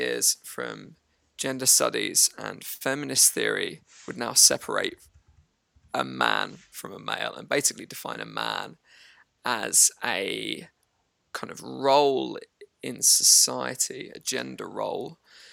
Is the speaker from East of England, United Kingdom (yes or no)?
yes; Harlow, East of England, United Kingdom; moved away as an adult; I came from a place in England that is just kind of 20 miles outside of London. It's a town called Harlow in Essex